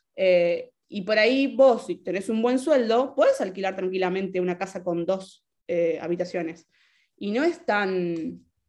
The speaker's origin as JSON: {"language": "Spanish", "country": "Argentina", "also_born_or_lived": "Spain", "moved": "yes", "lives_now": "Italy", "said": "soy ciudadana argentina, residente de Argentina."}